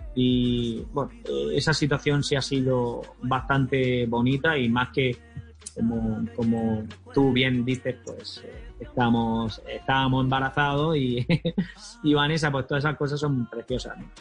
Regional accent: Almería, Andalusia, Spain; ya pudimos viajar a mi tierra natal, a Almería

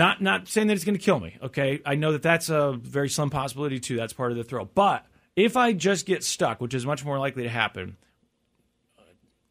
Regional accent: Missouri, United States; I'm from Missouri

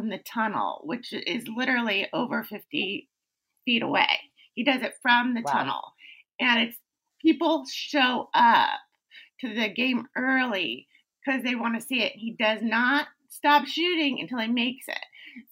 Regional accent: East Bay, California, United States; I grew up in the East Bay

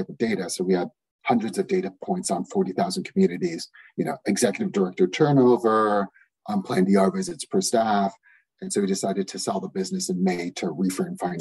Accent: Toronto, Ontario, Canada; moved away as an adult; we're originally from Toronto

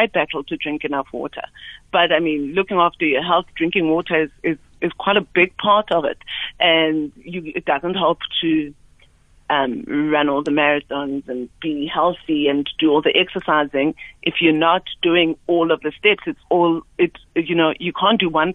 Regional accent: QwaQwa, Free State, South Africa; moved away; I'm originally from the Free State. I grew up in Kwakwa, and my parents live in Bloemfontein

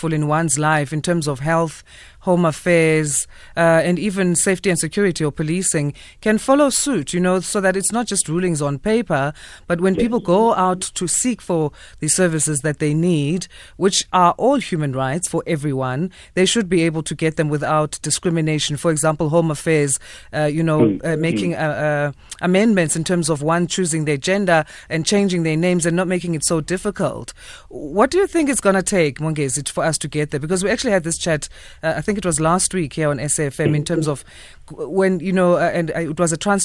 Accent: South Africa; as a South African

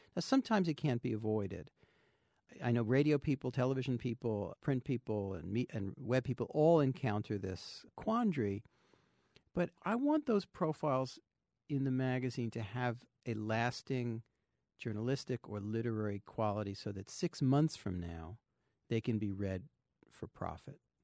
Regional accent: New Jersey, United States; I grew up in New Jersey

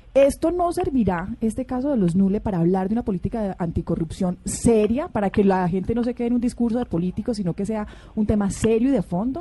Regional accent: Antioquia, Colombia; yo soy antioqueña

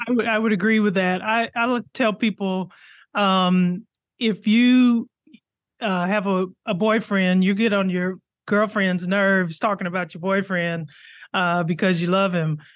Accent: Arkansas, United States; I grew up in Arkansas

